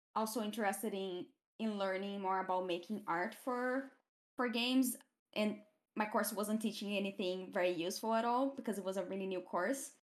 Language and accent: English; Brazil; first language Portuguese; English is a second language; moved away as an adult; now in United Kingdom; I come from Brazil, from the countryside-ish of Brazil, I, I grew up